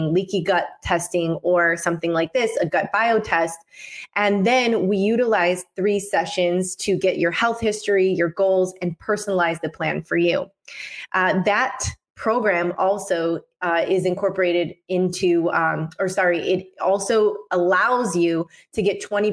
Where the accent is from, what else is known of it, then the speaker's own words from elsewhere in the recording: Michigan, United States; now in Mexico; I'm from Michigan, and we have cold winters. Luckily, I am out in Mexico now